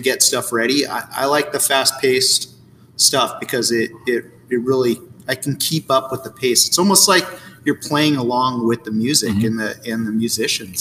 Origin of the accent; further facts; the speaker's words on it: Santa Cruz, California, United States; also born or lived in Kauai; now in San Diego, United States; I grew up in Santa Cruz